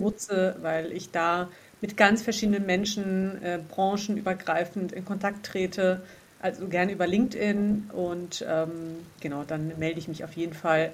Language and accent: German; Hesse, Germany; wo ich herkomme, also eben aus Hessen